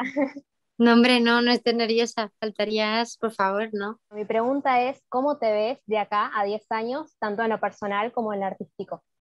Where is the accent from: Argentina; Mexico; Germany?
Argentina; Mendoza; soy de Mendoza, Argentina.